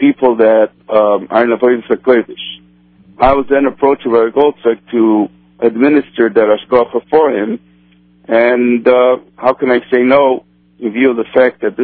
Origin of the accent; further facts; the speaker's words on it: Brazil; first language Portuguese; English is a second language; now in Chicago, United States; I was born in South America, actually in Brazil. So besides my native tongue being Portuguese